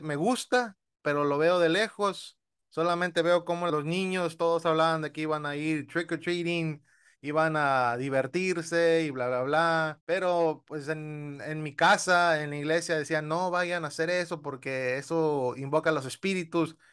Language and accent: Spanish; United States; yo crecí en ese ámbito, crecí en Estados Unidos